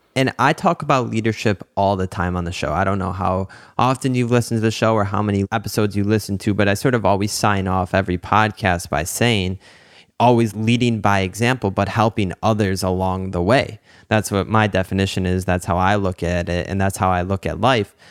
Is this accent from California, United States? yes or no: no; Detroit, Michigan, United States; growing up in the Metro Detroit area